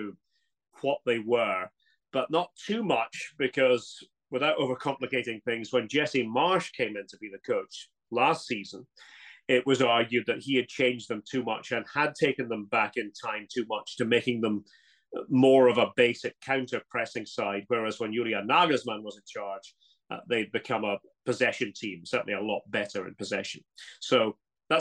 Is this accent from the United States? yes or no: no; Scotland, United Kingdom; moved away as an adult; now in Germany; being a Scot